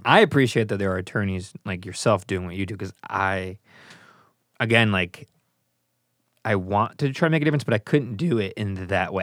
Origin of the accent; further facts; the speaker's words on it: United States; I'm an American